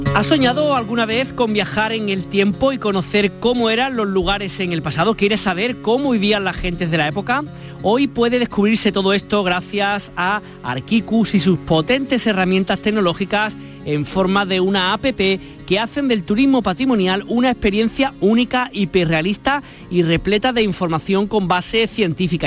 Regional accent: Andalusia, Spain; un poquito de nuestra tierra, de Andalucía

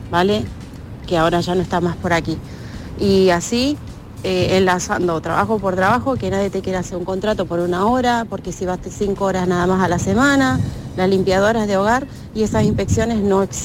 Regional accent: Málaga, Andalusia, Spain; soy de Málaga.

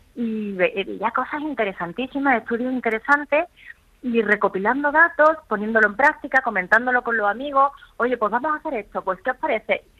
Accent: Málaga, Andalusia, Spain; moved away as an adult; now in Madrid, Spain; Aunque me siento malagueña por los cuatro costados, porque Málaga es mi tierra

